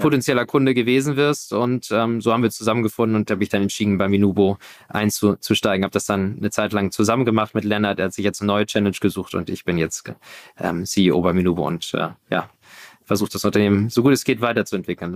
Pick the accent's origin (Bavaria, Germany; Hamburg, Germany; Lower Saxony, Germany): Hamburg, Germany; also born or lived in Berlin; So ganz konnte ich äh, von Hamburg nicht loslassen. Ist doch immer so meine Heimat gewesen.